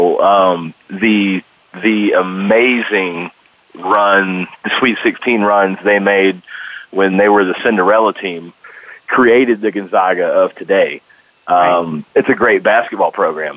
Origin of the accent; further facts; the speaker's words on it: North Carolina, United States; moved away; also born or lived in Missouri; I was born in North Carolina